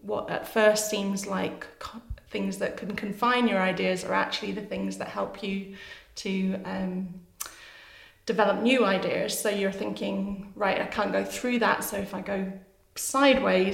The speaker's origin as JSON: {"language": "English", "town": "Edinburgh", "region": "Scotland", "country": "United Kingdom", "tie": "born or raised there", "said": "I was born in Edinburgh"}